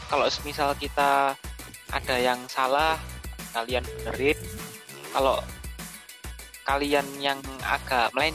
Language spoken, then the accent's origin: Indonesian; East Java, Indonesia; Ini besar di sini, sama-sama mengalami rivalitasnya secara langsung